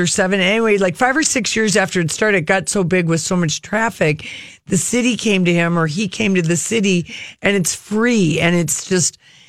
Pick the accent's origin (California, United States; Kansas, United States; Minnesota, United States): Minnesota, United States; Duluth; Duluth, Minnesota, my hometown.